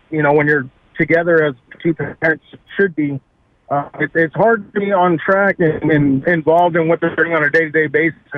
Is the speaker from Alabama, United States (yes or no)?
no; Corpus Christi, Texas, United States; I'm from the Corpus Christi area